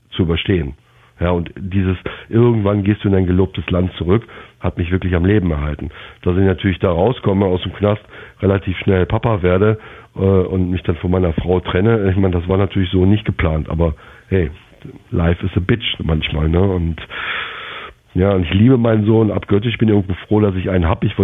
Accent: Germany; moved away as an adult; now in Jamaica; ich bin Deutscher. Ja, und, und ich war äh, auch vier Jahre beim Militär und war dann eine Heißkiste fürs Vaterland und so. Mhm. Aber ich bin damals mit Sicherheit nicht äh, umsonst nach Jamaika ausgefallen, äh, ausgewandert

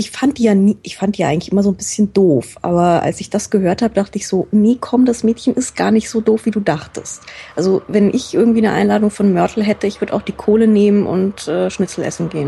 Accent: Frankfurt, Hesse, Germany; Also als, als Frankfurter geht es irgendwie noch, weil wir einen recht ähnlichen Humor haben

